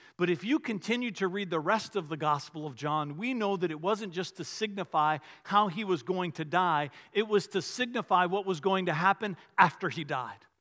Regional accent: Richmond, Virginia, United States; I grew up outside of Richmond

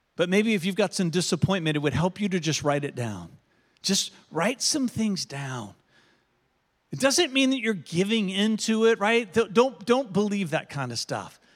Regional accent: United States; being an American

